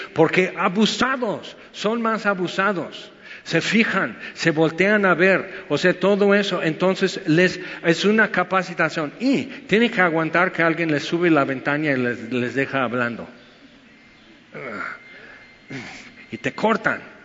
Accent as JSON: {"language": "Spanish", "country": "United States", "second_language": "Spanish", "moved": "yes", "lives_now": "Mexico", "said": "soy gringo, porque soy güero"}